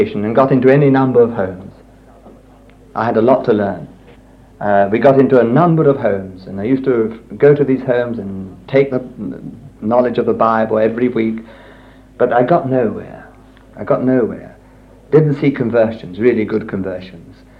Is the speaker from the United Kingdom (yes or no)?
yes; Richmond, London, United Kingdom; moved away as an adult; also born or lived in Italy; We lived here in Richmond, so this is my hometown